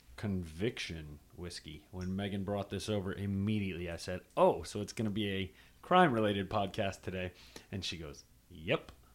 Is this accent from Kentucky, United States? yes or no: no; Charlotte, North Carolina, United States; I'm from Charlotte